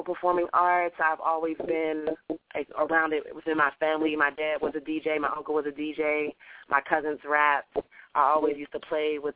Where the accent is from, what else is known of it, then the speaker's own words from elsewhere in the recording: Pittsburgh, Pennsylvania, United States; now in Atlanta, United States; I'm from Pittsburgh, Pennsylvania, actually, but I'm living in the ATL now